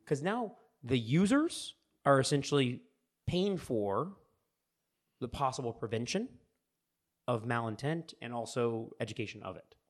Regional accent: United States; as an American

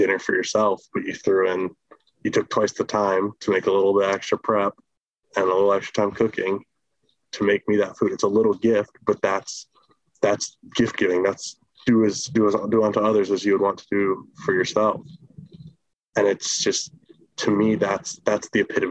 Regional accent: Midland, United States; moved away; back in Midland, my hometown

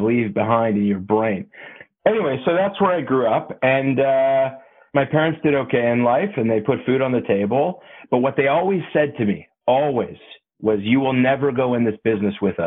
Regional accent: Toronto, Ontario, Canada; I grew up in Toronto

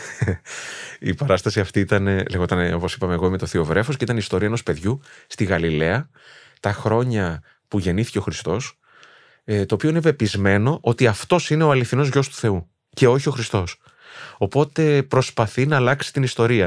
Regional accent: Thessaloniki, Central Macedonia, Greece; Εγώ δεν είχα φύγει από τη Θεσσαλονίκη. Δηλαδή, εκεί μεγάλωσα

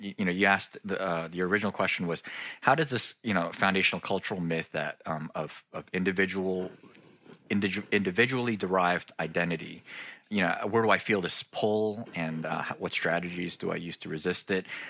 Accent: United States; I'm a, a second generation Korean American and uh, which means I was born here in the States, but my parents had immigrated from South Korea not long before I was born.

